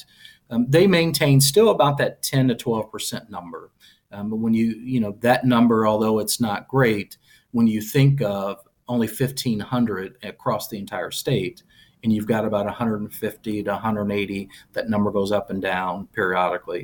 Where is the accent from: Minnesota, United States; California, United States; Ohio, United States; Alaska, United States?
Ohio, United States; Columbus; moved away as an adult; now in Louisville, United States; I was from Columbus